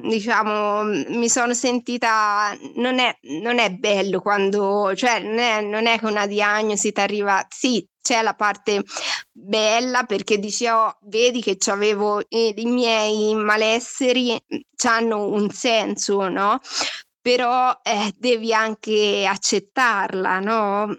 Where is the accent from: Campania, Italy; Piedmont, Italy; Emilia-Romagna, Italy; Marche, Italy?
Marche, Italy; now in Milan, Italy; vengo, abito a Milano, vengo dalle Marche